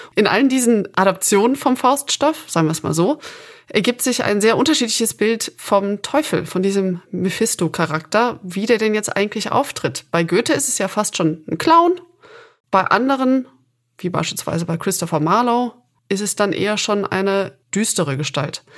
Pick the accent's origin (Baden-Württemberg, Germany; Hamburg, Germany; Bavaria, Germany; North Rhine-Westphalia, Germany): North Rhine-Westphalia, Germany; Aachen; Ich bin gebürtige Aachenerin